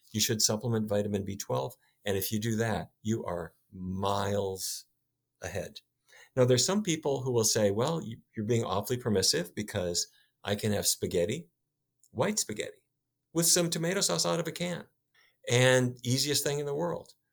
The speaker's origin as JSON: {"language": "English", "region": "North Dakota", "country": "United States", "tie": "born or raised there", "said": "When I was a kid, I grew up in North Dakota"}